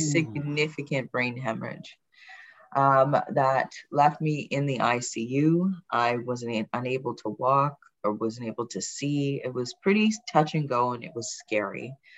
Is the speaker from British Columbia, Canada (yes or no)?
no; Brampton, Ontario, Canada; also born or lived in England; I did immigrate from England in in 1980, moving to okay. Brampton. I was very young